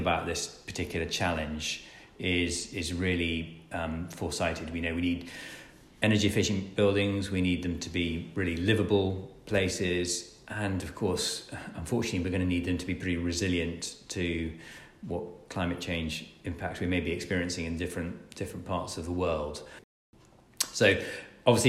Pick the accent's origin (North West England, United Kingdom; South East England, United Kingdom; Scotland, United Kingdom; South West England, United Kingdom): Scotland, United Kingdom; I'm Scottish.